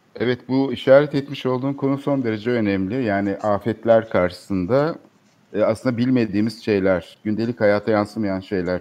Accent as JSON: {"language": "Turkish", "region": "Istanbul", "country": "Turkey", "tie": "born or raised there", "said": "Biz çocukluğumuzdan evet. beri İstanbul'da"}